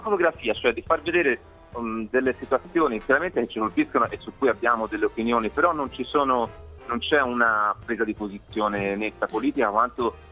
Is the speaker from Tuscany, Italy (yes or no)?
yes; Florence, Tuscany, Italy; da Fiorentino